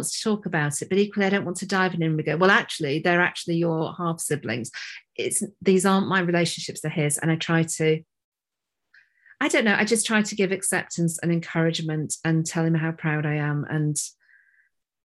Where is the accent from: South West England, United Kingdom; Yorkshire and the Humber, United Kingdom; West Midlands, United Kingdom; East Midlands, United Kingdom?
Yorkshire and the Humber, United Kingdom; moved away; I'm not in Yorkshire now, but I am from Yorkshire.